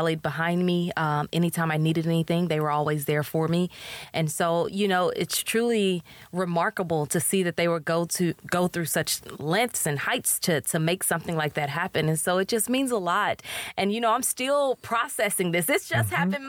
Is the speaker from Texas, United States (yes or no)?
yes; Houston, Texas, United States; moved away as an adult; also born or lived in Chicago; now in Tyler, United States; I'm originally from Houston